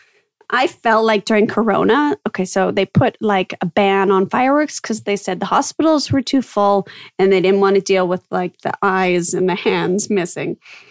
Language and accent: English; Winnipeg, Manitoba, Canada; born or raised there; now in Netherlands